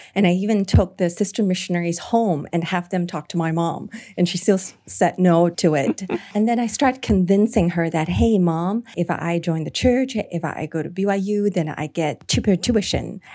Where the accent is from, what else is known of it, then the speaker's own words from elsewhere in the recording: Hong Kong; coming to my home country